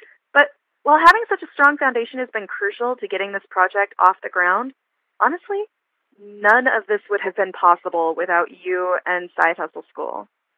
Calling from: San Antonio, Texas, United States; I'm calling from San Antonio, Texas.

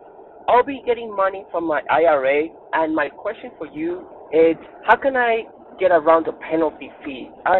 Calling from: Dallas, Texas, United States; I'm coming from Dallas, Texas, and I'm currently working on buying my first house.

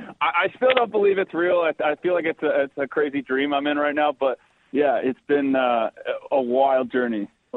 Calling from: Barrie, Ontario, Canada; I'm just north of Barrie.

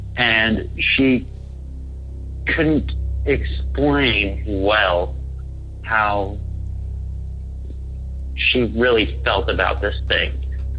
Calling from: Edmond, Oklahoma, United States; I am from Edmond, Oklahoma.

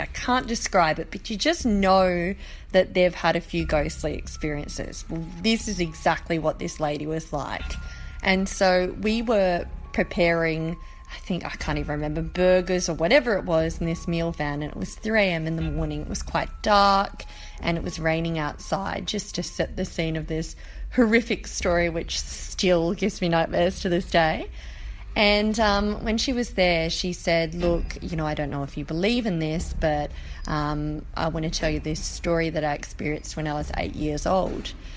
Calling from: Sydney, New South Wales, Australia; I'm calling from Sydney, Australia

